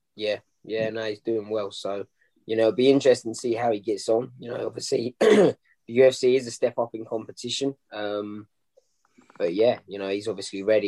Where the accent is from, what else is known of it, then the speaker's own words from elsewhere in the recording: London, United Kingdom; the crowds, you know, in the O2 hmm. Indigo mm. in my hometown